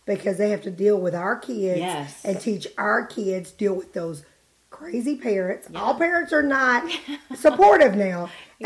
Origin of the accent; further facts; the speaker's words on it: Harriman, Tennessee, United States; I'm from Harriman, Tennessee